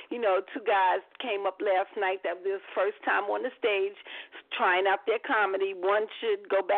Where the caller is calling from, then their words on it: Bronx, New York, United States; I'm calling from the Bronx.